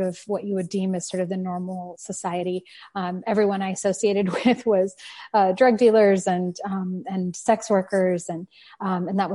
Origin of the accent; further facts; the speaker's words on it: San Francisco Bay Area, California, United States; moved away; also born or lived in Paris; I grew up in the San Francisco Bay Area